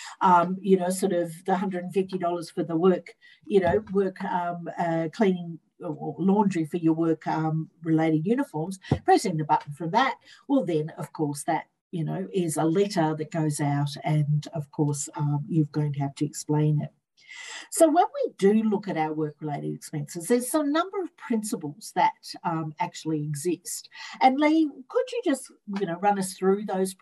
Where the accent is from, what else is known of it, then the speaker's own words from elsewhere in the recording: Sydney, New South Wales, Australia; I'm from Sydney